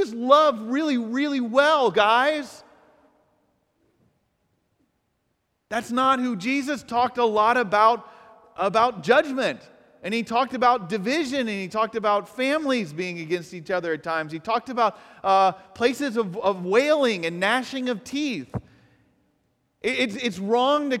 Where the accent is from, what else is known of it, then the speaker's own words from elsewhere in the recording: Atlanta, Georgia, United States; moved away; I am from Atlanta, Atlanta, Georgia